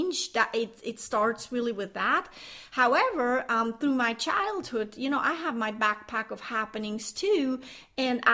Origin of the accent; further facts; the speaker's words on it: Switzerland; I grew up in Switzerland